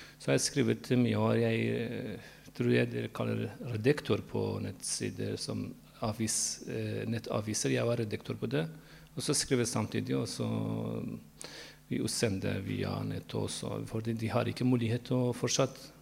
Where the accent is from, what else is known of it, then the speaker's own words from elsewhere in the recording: Iran; Norwegian is a second language; moved away as an adult; now in Norway; jeg flyttet fra Iran da var jeg 20 år gammel